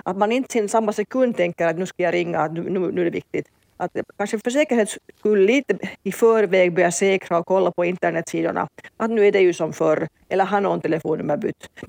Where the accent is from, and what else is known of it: Finland